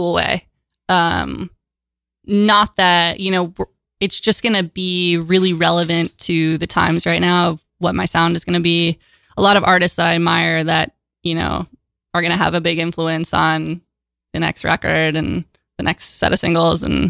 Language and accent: English; Toronto, Ontario, Canada; moved away as an adult; now in New York, United States; So Far Toronto, my hometown